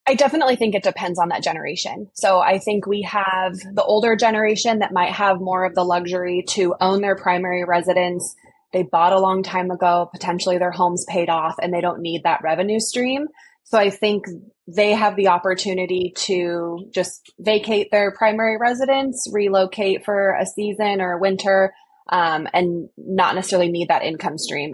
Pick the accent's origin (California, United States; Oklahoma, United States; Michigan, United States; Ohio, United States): California, United States; I grew up in California